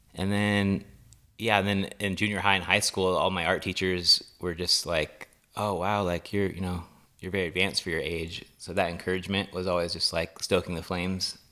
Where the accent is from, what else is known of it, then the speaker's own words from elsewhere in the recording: Los Osos, California, United States; Los Osos, California